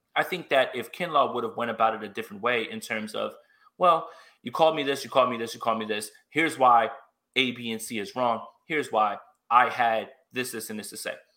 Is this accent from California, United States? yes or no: no; New York, United States; I'm from New York